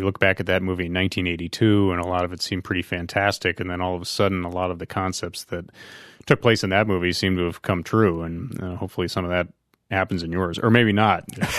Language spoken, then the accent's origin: English; Bedford Hills, New York, United States; Oh, my hometown.